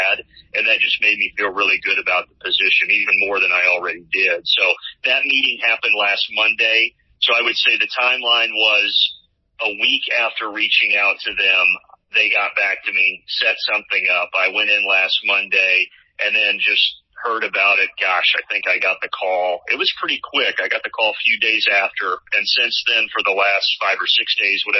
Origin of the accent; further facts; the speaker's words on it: Evansville, Indiana, United States; moved away as an adult; now in Atlanta, United States; my hometown team, the Evansville Aces. So I got to go back home and call games for the college team that I grew up cheering for